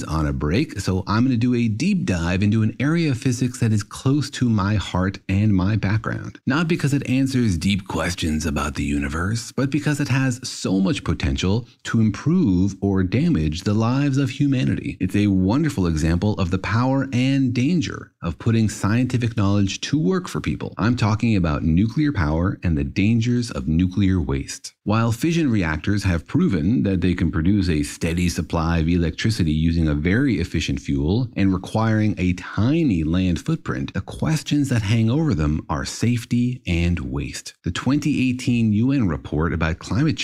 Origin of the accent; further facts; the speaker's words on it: Los Alamos, New Mexico, United States; moved away; also born or lived in Irvine, California; I grew up in Los Alamos, New Mexico